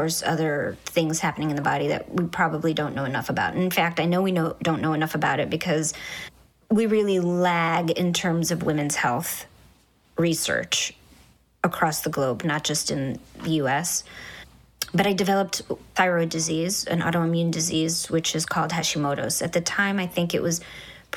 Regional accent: Kuwait; moved away; also born or lived in Egypt; growing up in Kuwait, we had bomb drills

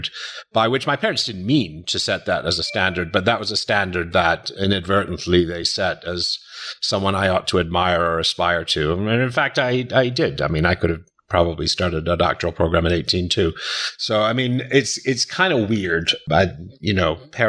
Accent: New York, United States; I grew up in New York like you

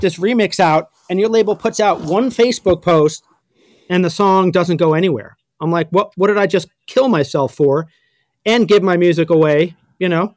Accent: New York City, New York, United States; growing up in New York City

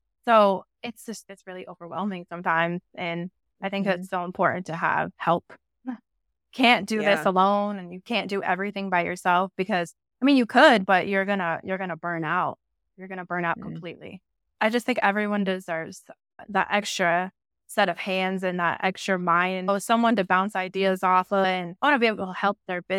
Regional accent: Denver, Colorado, United States; now in Jacksonville, United States; So yeah, I live in Jacksonville, Florida. I'm originally from Denver, but I started pet sitting in Miami when I was 20.

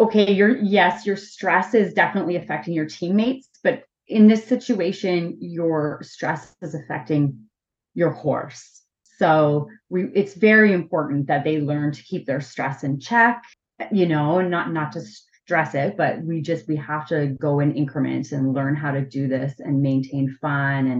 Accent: Ottawa, Ontario, Canada; I grew up in Ottawa, so I was really, really like in the city.

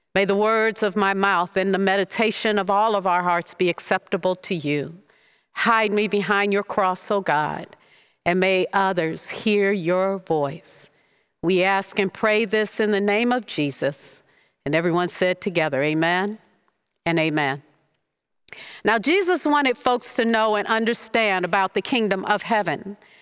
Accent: Detroit, Michigan, United States; Growing up in Detroit

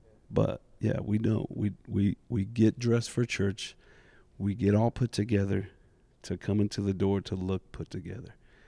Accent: Indianapolis, Indiana, United States; So I was born here locally in Indy, born and raised here all the way through high school.

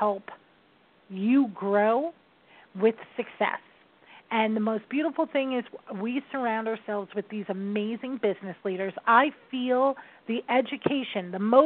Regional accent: New York, United States; I am a New Yorker.

